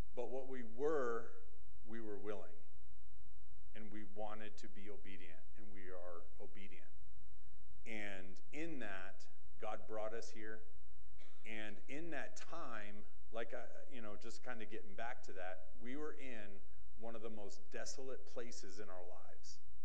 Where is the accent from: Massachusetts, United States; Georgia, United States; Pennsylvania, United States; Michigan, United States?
Massachusetts, United States; moved away; I grew up in Massachusetts